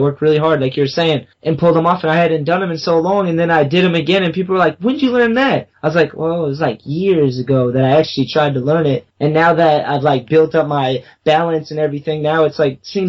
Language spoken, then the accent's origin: English; New England, United States; born or raised there; also born or lived in Long Beach